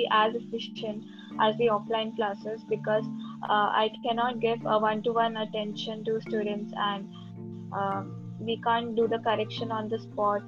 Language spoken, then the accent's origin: English; India; I'm from India